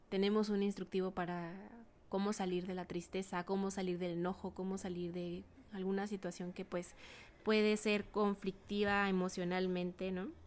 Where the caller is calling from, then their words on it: Ciudad Juárez, Chihuahua, Mexico; mando un abrazo muy fuerte desde acá, la frontera norte del estado de Chihuahua, Ciudad Juárez.